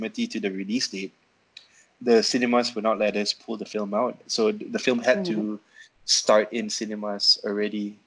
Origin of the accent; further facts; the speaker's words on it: Malaysia; moved away as an adult; now in Manila, Philippines; I'm originally from Malaysia, but I spent my entire almost my entire adult life here in Manila